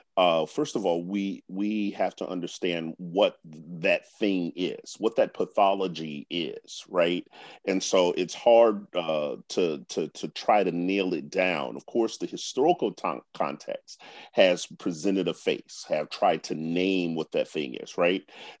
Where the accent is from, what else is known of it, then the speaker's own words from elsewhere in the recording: Washington, District of Columbia, United States; I grew up here in Washington, D.C., or in the region.